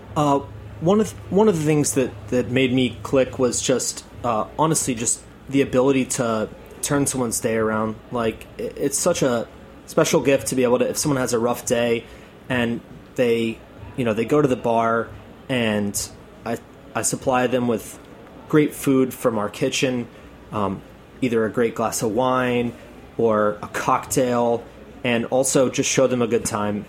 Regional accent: Atlanta, Georgia, United States; now in New York, United States; I'm from Atlanta.

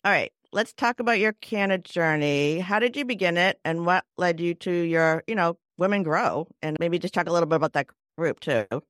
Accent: Cambridge, Massachusetts, United States; I'm from Cambridge

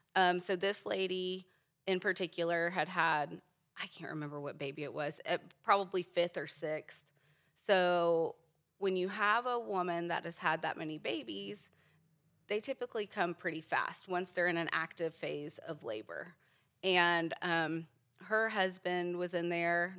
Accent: Virginia, United States; also born or lived in Richmond, Virginia / Leesburg, Virginia; now in Edmond, Oklahoma, United States; I grew up in Virginia

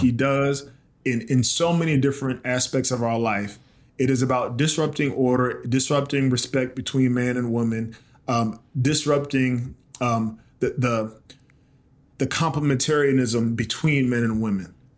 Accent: South Carolina, United States; moved away as an adult; also born or lived in Baltimore, Maryland / New Orleans, Louisiana; my hometown in South Carolina

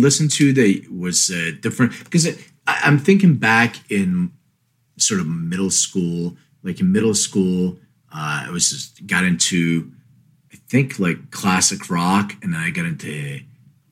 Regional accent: Philadelphia, Pennsylvania, United States; now in Studio City, United States; I'm from Philly

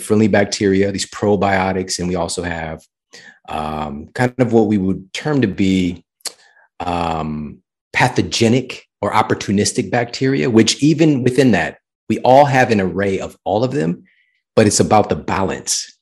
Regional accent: St. Louis, Missouri, United States; this was from my hometown, so it was Saint Louis University.

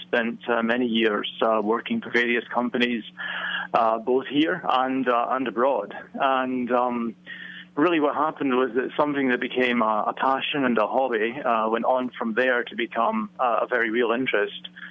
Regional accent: Scotland, United Kingdom; now in Virginia, United States; I'm from neither place. I'm from Scotland originally.

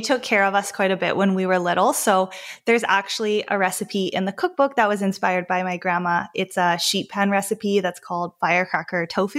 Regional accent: Vancouver, British Columbia, Canada; I grew up in Vancouver, British Columbia, Canada

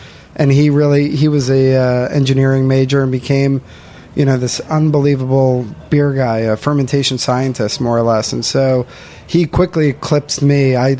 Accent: Chappaqua, New York, United States; I grew up in the suburbs just north of the city in Chappaqua, small town.

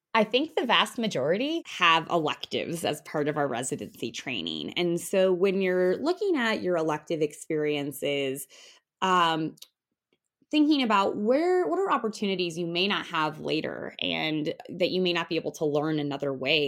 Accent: Denver, Colorado, United States; I practice in the Denver, Colorado area, and that's actually where I'm from.

